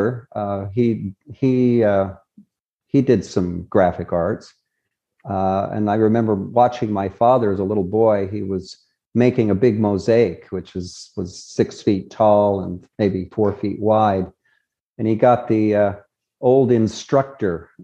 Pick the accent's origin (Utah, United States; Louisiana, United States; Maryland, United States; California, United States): Utah, United States; Murray; also born or lived in Nephi, Utah / Salt Lake City, Utah; I really grew up in Murray, Utah. I'm a Murray boy.